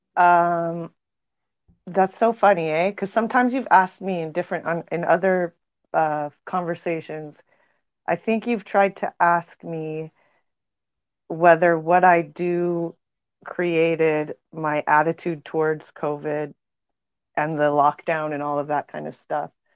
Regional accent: Montana, United States; moved away; also born or lived in New Mexico; I grew up in Montana

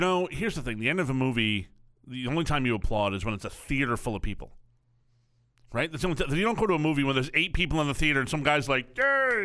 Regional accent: Connecticut, United States

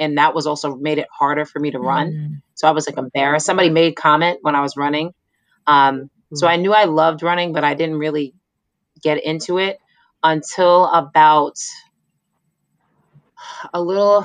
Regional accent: New York City, New York, United States; moved away; I grew up in Staten Island

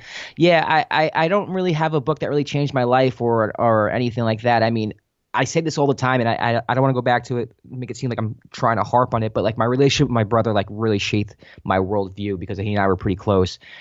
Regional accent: New York City, New York, United States; moved away as an adult; also born or lived in Los Angeles; I was born in, uh, the Bronx, Our Lady of Mercy Hospital.

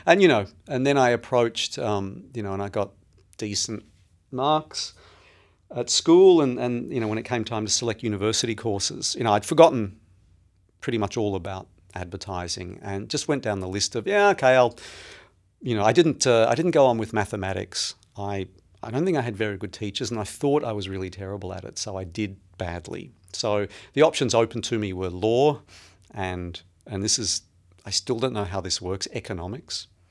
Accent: Melbourne, Victoria, Australia; now in New York City, United States; I was born and raised in, uh, Melbourne, in Australia

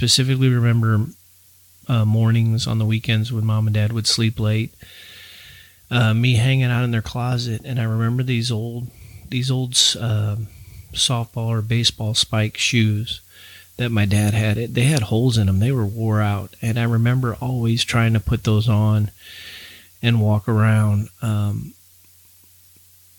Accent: St. Louis, Missouri, United States; growing up in St. Louis, Missouri, we grew up on 11016 Baywood Terrace in St. Louis County.

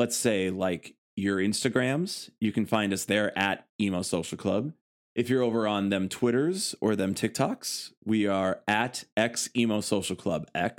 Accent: Chicago, Illinois, United States; if we're from Chicago

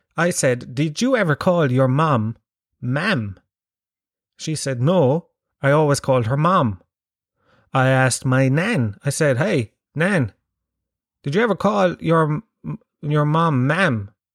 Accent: Tralee, Munster, Ireland; moved away; in my house, and in most houses in, uh, Tralee and the surrounding areas

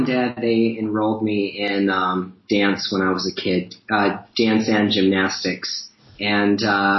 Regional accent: Virginia Beach, Virginia, United States; So, I was born in Virginia Beach, Virginia.

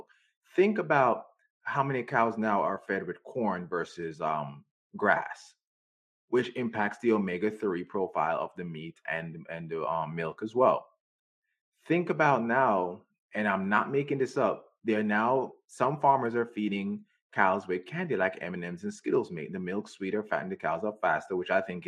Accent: Jamaica; moved away; I grew up in Jamaica

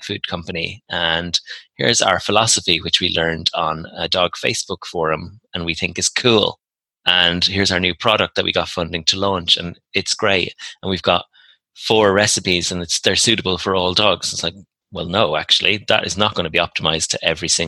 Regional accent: Ireland; I'm Irish

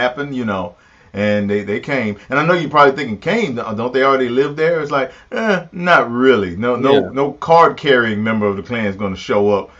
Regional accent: Pulaski, Tennessee, United States; I was raised in Pulaski, Tennessee

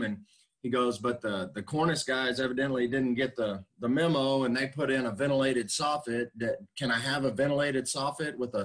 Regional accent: Dallas, Texas, United States; I grew up, my dad's a carpenter, so I grew up framing houses in the Dallas area.

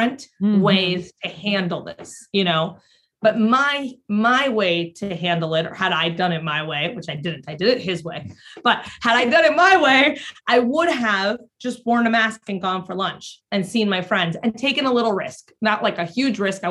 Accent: Mexico; moved away; I grew up in Mexico

